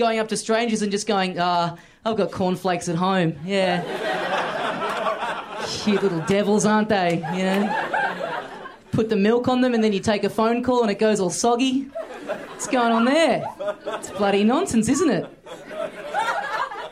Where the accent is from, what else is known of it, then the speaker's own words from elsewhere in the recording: Australia; I'm just visiting. I'm from Australia